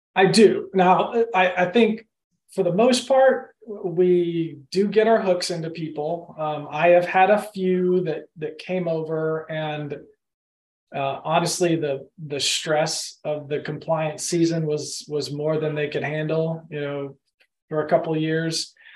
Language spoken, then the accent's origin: English; Austin, Texas, United States; born or raised there; also born or lived in Oklahoma / Madrid, Spain; now in Augusta, United States